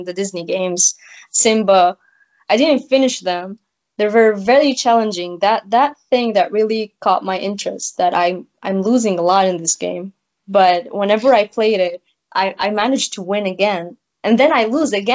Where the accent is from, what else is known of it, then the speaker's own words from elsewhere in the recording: Beirut, Beirut Governorate, Lebanon; I'm from Lebanon, Beirut.